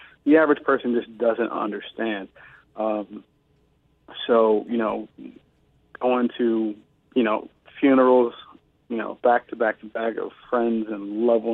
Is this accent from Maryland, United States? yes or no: no; Cleveland, Ohio, United States; moved away; being on the streets at east side of Cleveland, Ohio